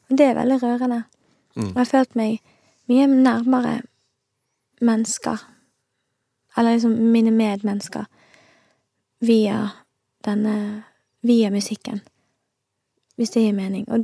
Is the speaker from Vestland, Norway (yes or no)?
yes; Os, Vestland, Norway; born or raised there; also born or lived in Stavanger